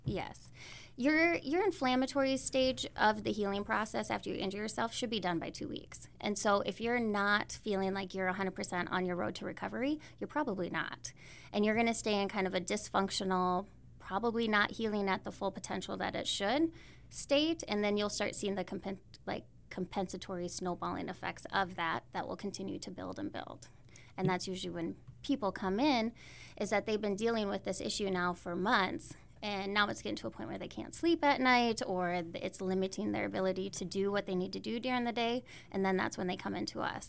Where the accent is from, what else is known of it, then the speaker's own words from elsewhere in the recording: Howard, South Dakota, United States; now in Belle Fourche, United States; I was raised on the east side of the state. I'm originally from Howard, South Dakota.